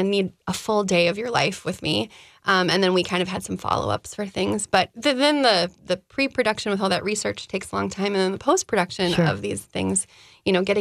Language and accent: English; Des Moines, Iowa, United States; also born or lived in Twin Cities, Minnesota; now in Minneapolis, United States; I'm from the Midwest, I grew up in Des Moines, and then I've lived here for a long time